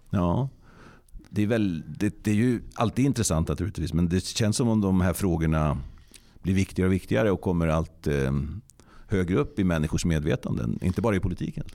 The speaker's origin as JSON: {"language": "Swedish", "town": "Hassela", "region": "Gävleborg County", "country": "Sweden", "said": "mitt livs universitet har ju varit i Hassela, en annan del av den vackra kommunen Nordanstig"}